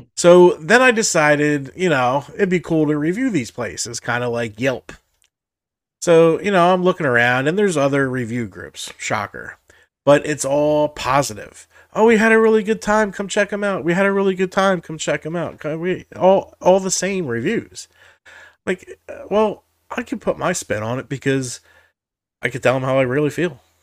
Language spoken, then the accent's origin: English; Jersey Shore, New Jersey, United States; I grew up on the Jersey Shore